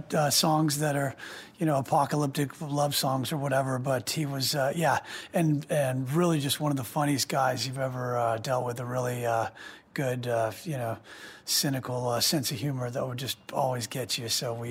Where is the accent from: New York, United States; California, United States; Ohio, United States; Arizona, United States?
California, United States; Malibu; growing up in Malibu, California